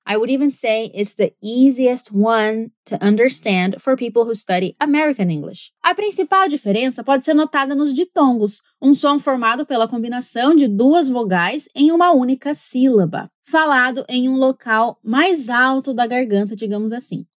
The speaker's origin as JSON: {"language": "Portuguese", "country": "Brazil", "moved": "yes", "lives_now": "New Zealand", "said": "quando a gente tá no Brasil, né? E aqui na Nova Zelândia eu já tô aqui há algum tempo"}